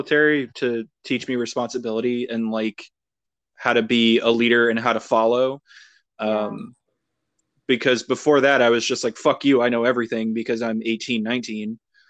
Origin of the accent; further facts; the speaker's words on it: Chesterton, Indiana, United States; moved away as an adult; also born or lived in Yokosuka, Japan; being from Northwest Indiana, at least like where I grew up in Chesterton, like there's not a lot of Black people. There was like a couple Hispanic people and like you come from like, you know, it's fucking rural. It's a rural